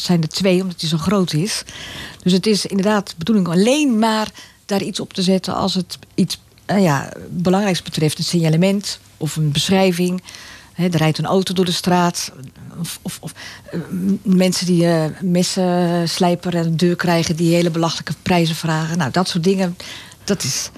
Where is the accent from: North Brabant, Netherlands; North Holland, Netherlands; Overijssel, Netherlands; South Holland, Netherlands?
North Holland, Netherlands; Egmond-Binnen; also born or lived in Zaandam; now in Laren, Netherlands; Ik ben geboren in Zandam. Ik ben opgegroeid in Egmond en dan Egmond binnen. Dus daar ligt mijn jeugd